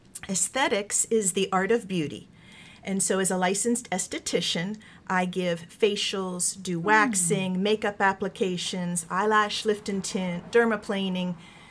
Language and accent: English; Wheeling, West Virginia, United States; moved away as an adult; also born or lived in Turkmenistan / California; I'm originally from Wheeling. I graduated from Wheeling Jesuit University.